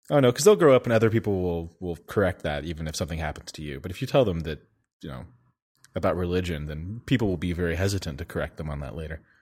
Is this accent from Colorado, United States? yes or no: yes; Colorado, United States; also born or lived in Denver; I grew up in Colorado